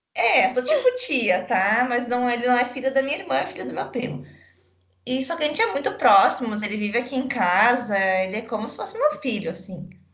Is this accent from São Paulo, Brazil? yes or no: no; São Leopoldo, Rio Grande do Sul, Brazil; accent: gaúcho; eu tô me controlando para ser menos, menos gaúcha